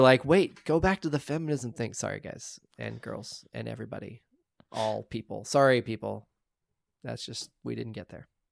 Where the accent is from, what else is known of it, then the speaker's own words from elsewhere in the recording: Oklahoma, United States; I'm from Oklahoma.